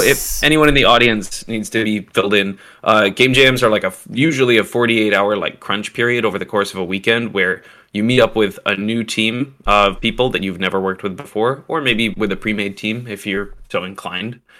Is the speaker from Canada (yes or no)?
yes; Canada; I'm Canadian